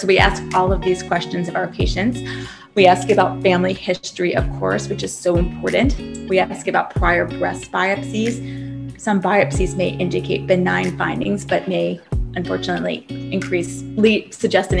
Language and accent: English; Savannah, Georgia, United States; moved away as an adult; now in Boston, United States; I grew up in Savannah, Georgia. I lived there from age 5 until I graduated from high school